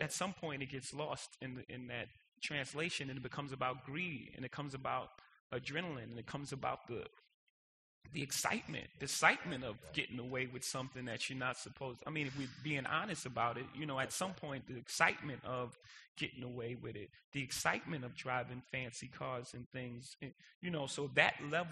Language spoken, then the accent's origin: English; New York City, New York, United States; I was born in Marcy Projects